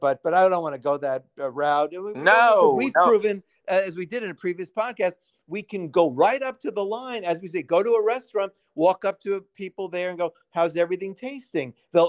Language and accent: English; New York City, New York, United States; not the Brooklyn I grew up